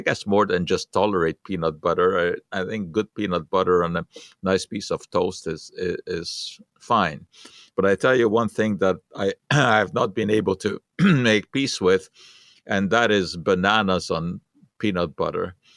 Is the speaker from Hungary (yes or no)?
yes; Hungary; moved away; I did not grow up with peanut butter uh, when I was young. It was just not a part of culture in Hungary